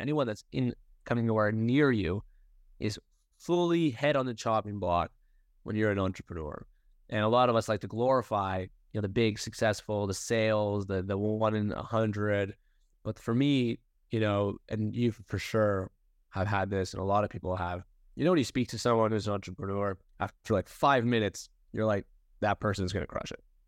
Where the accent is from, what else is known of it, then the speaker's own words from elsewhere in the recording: Toronto, Ontario, Canada; I was born and raised in Toronto, Canada